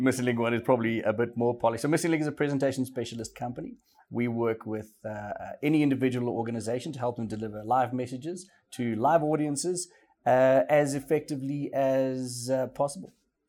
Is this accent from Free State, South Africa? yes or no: yes; Welkom, Free State, South Africa; moved away; I grew up in Welkom in the Free State. It's a small millie growing mining town or city. It's classified as a city.